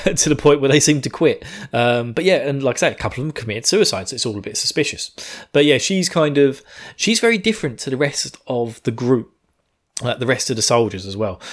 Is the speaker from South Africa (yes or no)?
no; United Kingdom; I'm British.